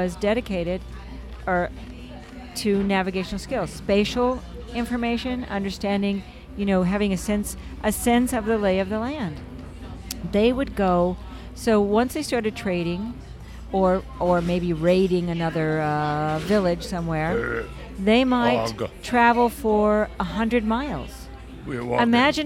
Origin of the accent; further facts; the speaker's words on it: Los Angeles, California, United States; I grew up in California, so I know my way. I grew up in the LA area